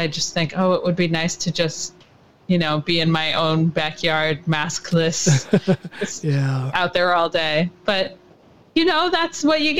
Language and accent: English; Atlanta, Georgia, United States; now in New York City, United States; Yes, I actually was born here. I was born only a couple blocks from where I live now, which is a fun, because I grew up in Atlanta, so my childhood was down there, but then I made my way back.